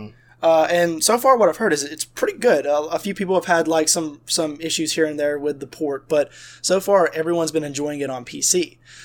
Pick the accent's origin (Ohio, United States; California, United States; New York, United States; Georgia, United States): Georgia, United States; South; We're from South Georgia